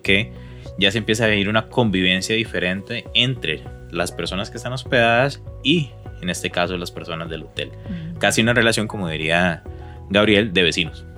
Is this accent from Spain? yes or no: no; Costa Rica; yo como costarricense no conocía